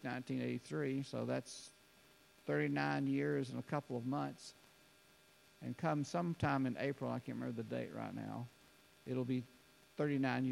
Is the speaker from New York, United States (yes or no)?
no; Alabama, United States; I was from Alabama